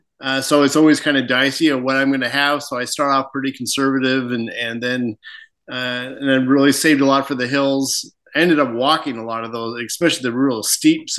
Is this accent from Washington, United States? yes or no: yes; Spokane, Washington, United States; moved away as an adult; I grew up in Spokane.